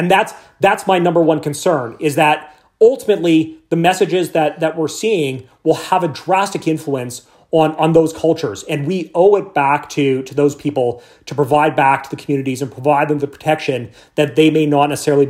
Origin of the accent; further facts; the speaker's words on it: central Canada, Canada; I grew up in Canada, in central Canada, so I like to think that maybe we're a humble nation